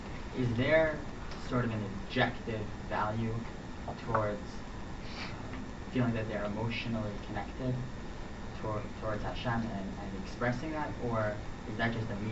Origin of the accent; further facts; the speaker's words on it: New York City, New York, United States; from the Lower East Side of Manhattan.